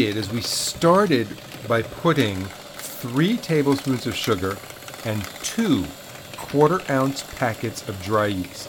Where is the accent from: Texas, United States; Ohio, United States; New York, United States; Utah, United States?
New York, United States